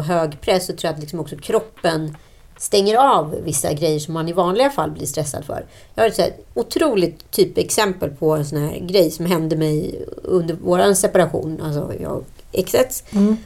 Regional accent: Örebro, Örebro County, Sweden; Vi är ju örebroare

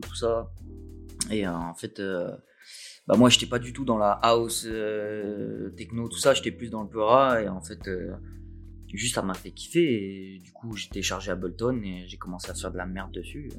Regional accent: Nice, Provence-Alpes-Côte d'Azur, France; moved away as an adult; also born or lived in Montpellier; Je suis né à Nice, mais j'ai vécu à Montpellier

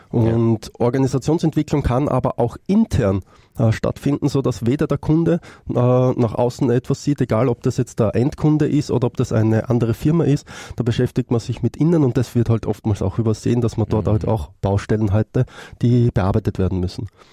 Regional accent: Austria; Ich komme aus Österreich

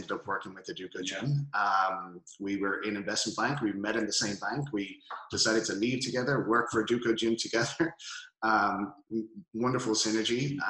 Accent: Dublin, Leinster, Ireland; moved away as an adult; also born or lived in Melbourne, Australia; now in Los Angeles, United States; So originally hail from Dublin, Ireland, city center boy. Was born there, grew up for a few years in Melbourne, Australia, and moved back to Dublin.

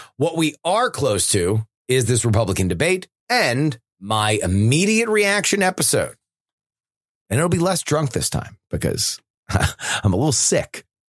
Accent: South Florida, United States; growing up as a kid growing up in South Florida

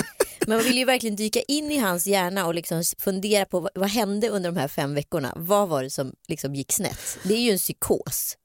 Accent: Sweden; also born or lived in India; jag bodde bara där till jag var två och ett halvt och sen kom jag till Sverige

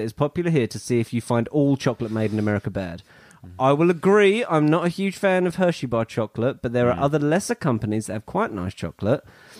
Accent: Canada; I'm Canadian.

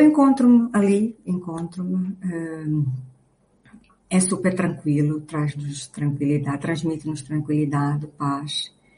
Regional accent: Luanda, Luanda Province, Angola; nasci em Luanda

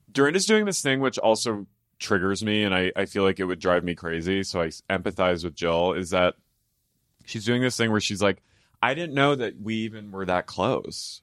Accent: Philadelphia, Pennsylvania, United States; I'm, you know, from Philadelphia, greater area Philadelphia

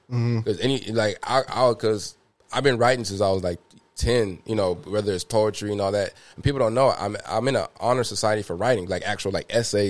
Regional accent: DeSoto, Texas, United States; we're from DeSoto or Cedar Hill or Duncanville

